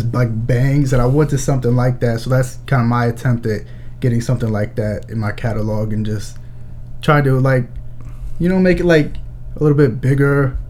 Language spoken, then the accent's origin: English; Michigan City, Indiana, United States; Well, I'm from Michigan City, Indiana.